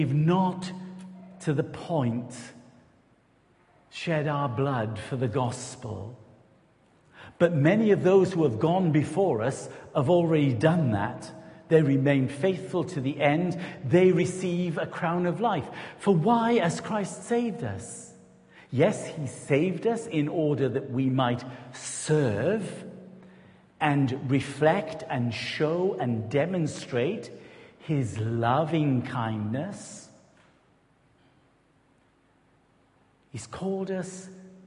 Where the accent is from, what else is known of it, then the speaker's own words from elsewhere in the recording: Newport, Wales, United Kingdom; moved away as an adult; also born or lived in Rossendale Valley, Lancashire / Belvedere, Greater London / St Austell; We're from the Newport-Gwent area